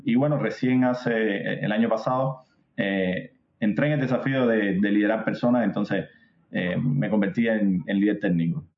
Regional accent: Cuba; moved away; soy cubano, para los que no noten mi acento

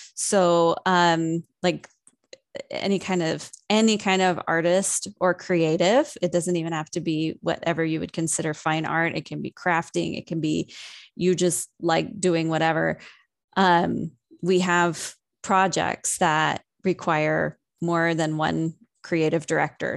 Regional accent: San Diego, California, United States; moved away as an adult; I was originally born and raised in San Diego, and I moved up here when I was nineteen.

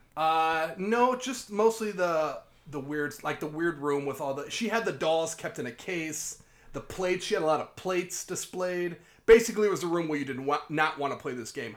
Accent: Davenport, Iowa, United States; I'm from Davenport, too.

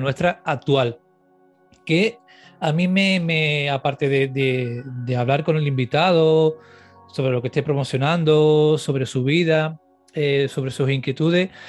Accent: Cádiz, Andalusia, Spain; gaditano como yo, eh, de la zona de Puerta Tierra, porque en Cádiz hay dos partes, la parte de Cádiz y Puerta Tierra. Él y yo somos de Puerta

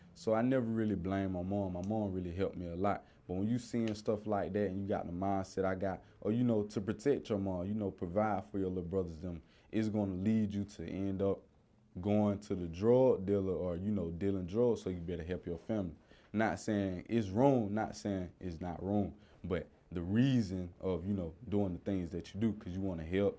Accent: Columbus, Georgia, United States; I grew up in Columbus, Georgia

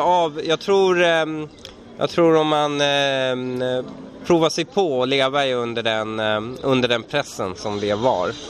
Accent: Sweden; also born or lived in Iran; jag känner mig iransk, eh, svensk-iransk. Jag känner mig uppvuxen här som en invandrare

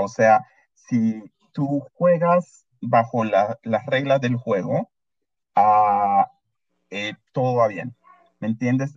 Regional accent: Peru; now in Canada; mi mamá es peruana, mi papá es salvadoreño, y, pero ya, yo me considero bastante peruano.

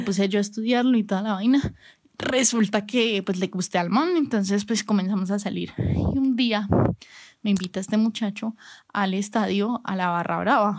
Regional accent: Cali, Valle del Cauca, Colombia; yo soy de la ciudad de Cali

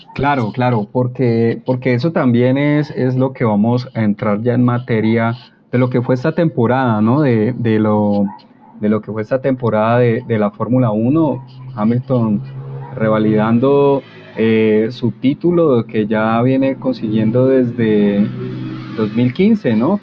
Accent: Colombia

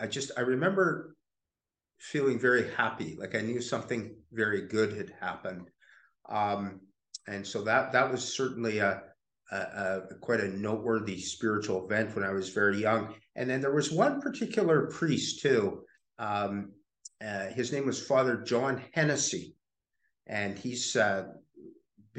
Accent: Summerland, British Columbia, Canada; moved away as an adult; also born or lived in Penticton, British Columbia / United States / Windsor, Ontario; now in London, Canada; I was born in Penticton, lived there first few years of my life, and then grew up in Summerland, British Columbia, which is very close to Penticton

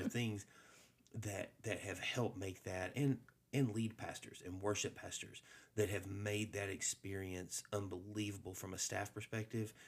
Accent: Alabama, United States; I grew up in Alabama

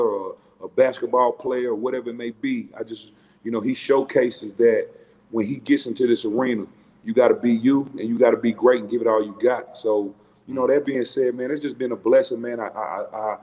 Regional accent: Charlotte, North Carolina, United States; I'm born and raised in Charlotte, North Carolina

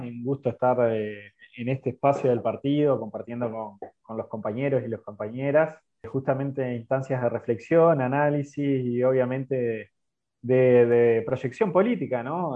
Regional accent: San José de Mayo, San José, Uruguay; soy de San José de Mayo

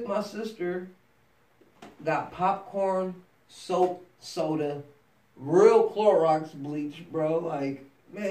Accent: United States; I'm American

